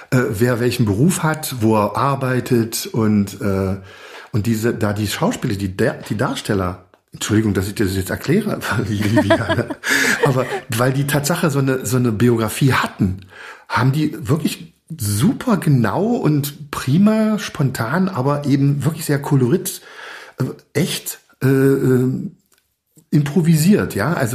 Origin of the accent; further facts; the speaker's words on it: Magdeburg, Saxony-Anhalt, Germany; Es geht zurück in meine frühe Jugend. Ich bin ja aus Magdeburg. Ja. Und da hört, da war unser Sender NDR 2.